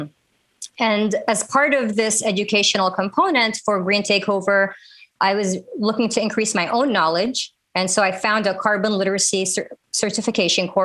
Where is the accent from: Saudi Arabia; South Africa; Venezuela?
Saudi Arabia; also born or lived in Minneapolis, Minnesota, United States / Washington, D.C., United States; now in Los Angeles, United States; I'm Saudi American, born in Minneapolis, raised in Saudi Arabia, and Washington, D.C. has been my home for 20 years